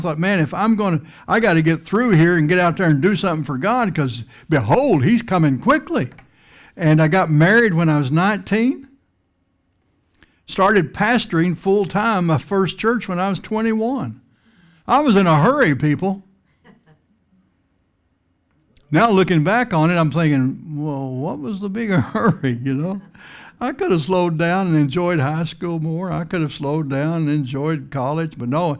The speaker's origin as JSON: {"language": "English", "region": "Texas", "country": "United States", "tie": "born or raised there", "said": "I grew up out in West Texas, plains of the Texas Panhandle"}